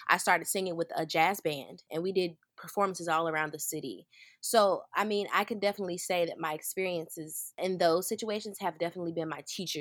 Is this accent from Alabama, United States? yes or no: yes; Birmingham, Alabama, United States; I am from Birmingham, Alabama, right here in the South